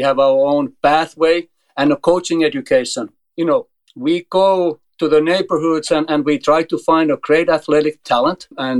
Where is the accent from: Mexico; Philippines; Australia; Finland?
Finland; English is a second language; moved away as an adult; also born or lived in Germany / Tennessee, United States; now in United States; I'm originally from Finland. I was always a top 10 junior player and top 10 senior player in Finland, and then moved to Germany